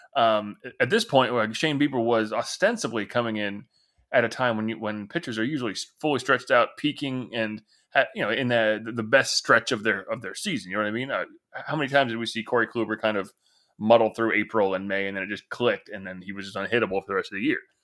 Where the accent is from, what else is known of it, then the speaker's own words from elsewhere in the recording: Northeast, United States; I grew up in the Northeast